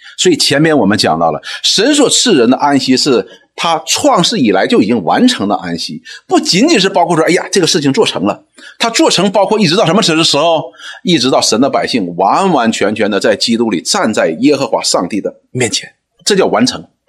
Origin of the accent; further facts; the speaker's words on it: China; 我们中国人讲说什么，逢庙就拜